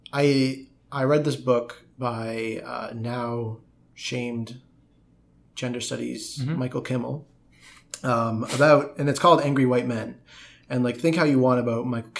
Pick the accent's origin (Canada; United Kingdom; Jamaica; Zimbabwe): Canada; I'm from Canada.